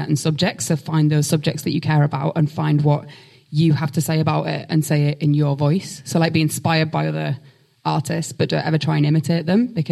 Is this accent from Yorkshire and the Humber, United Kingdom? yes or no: yes; Hull, Yorkshire and the Humber, United Kingdom; accent: Hull; now in London, United Kingdom; I always sound like a character from Hull